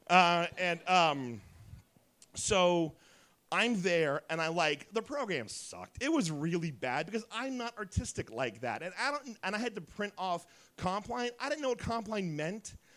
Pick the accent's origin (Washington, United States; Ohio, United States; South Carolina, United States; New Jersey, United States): Ohio, United States; Dayton; also born or lived in Oakwood, Ohio / Beavercreek, Ohio; I'm from Dayton